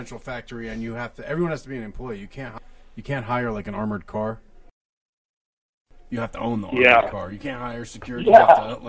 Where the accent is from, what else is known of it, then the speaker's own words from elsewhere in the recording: West Orange, New Jersey, United States; now in Colorado, United States; I'm from West Orange, so you're right in my backyard, dude.